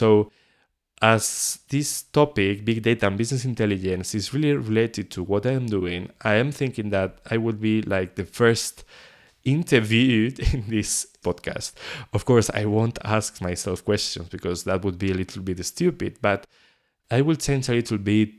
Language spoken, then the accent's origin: English; León, Castile and León, Spain; English is a second language; moved away as an adult; also born or lived in Paris, France; I was born in León. This is a small city in the northwest of Spain. I was living in there for 18 years, so all my childhood was there.